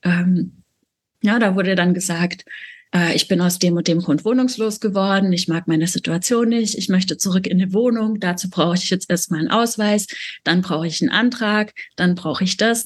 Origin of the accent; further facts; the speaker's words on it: a small village in Baden-Württemberg, Germany; ich bin auf dem Dorf groß geworden, also wirklich so ein kleines Dorf in Baden-Württemberg